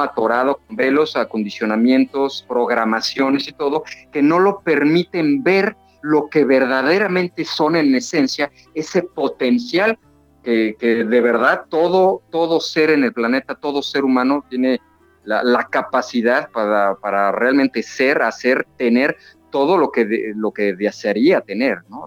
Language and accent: Spanish; Mexico City, Mexico; moved away as an adult; now in Cancún, Mexico; yo soy de la Ciudad de México, de la capital del país. Sin embargo, ya llevo 19 años viviendo aquí en Cancún